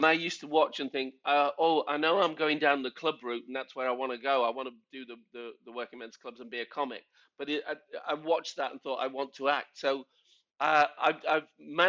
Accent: Liverpool, North West England, United Kingdom; moved away as an adult; also born or lived in London; now in Stockport, United Kingdom; I grew up in Liverpool when the … were coming right through

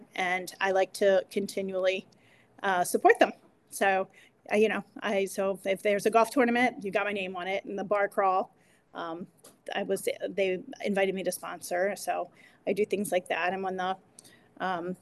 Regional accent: Northern Harford County, Maryland, United States; I grew up in Northern Hartford

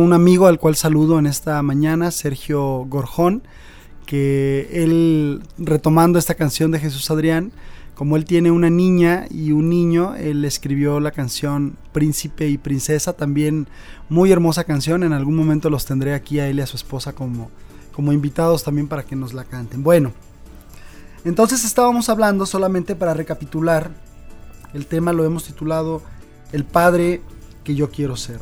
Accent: Mexico; nosotros como mexicanos

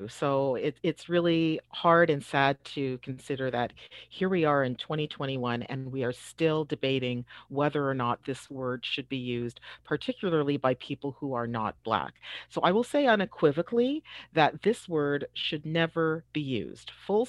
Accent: Toronto, Ontario, Canada; I experienced the usage of this word when I was a young child growing up in Toronto, when we had to read books that use this word over and over and over.

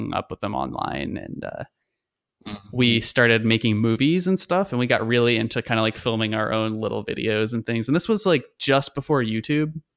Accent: Long Island, New York, United States; I grew up in New York. I grew up on Long Island, in the center okay. of the island, so the suburbs basically

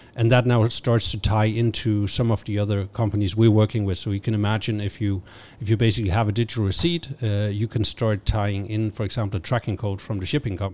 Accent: Denmark; I'm originally from Denmark.

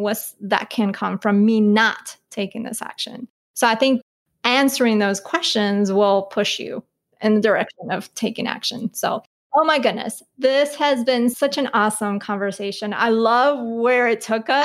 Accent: Colombia; I'm from Colombia

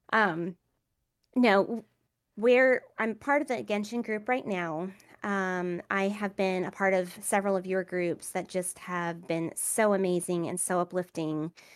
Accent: Savannah, Georgia, United States; moved away; I am from Savannah, Georgia. I actually just moved back, um, here

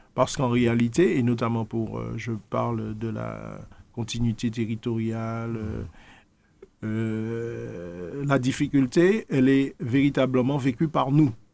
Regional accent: Martinique; nous sommes Martiniquais

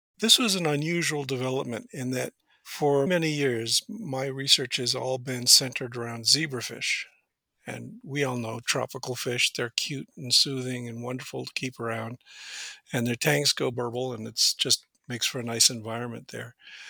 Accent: Washington, United States; Yeah, I grew up in Western Washington State, south of Seattle. I come from a working class family.

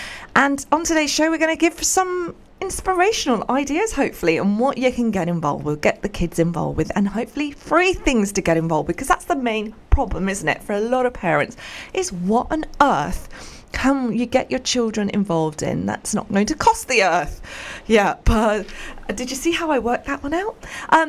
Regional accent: United Kingdom; I mean, that's what being British is all about.

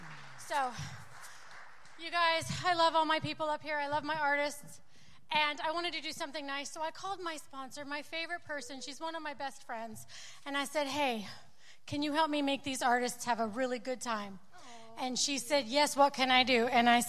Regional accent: Southern California, United States; I'm from Southern California, too.

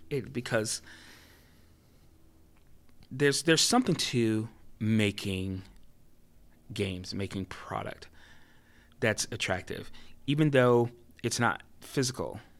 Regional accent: Florida, United States; born there; now in California, United States; even though I was born in in Florida, you know, I think California is my home now.

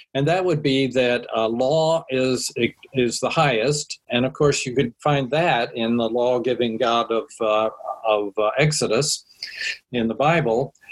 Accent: Washington, District of Columbia, United States; I grew up in Washington with all of the uh, panoply of uh, rituals and symbols and monuments

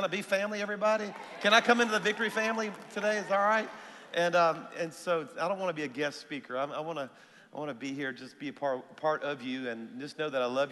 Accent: South Louisiana, United States; now in Alabama, United States; even though my church is in Alabama, I'm a Cajun, everybody, all right? So I'm from South Louisiana

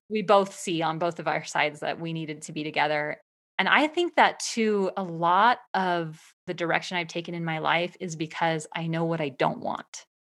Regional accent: Eastern Washington State, United States; I grew up in Eastern Washington State

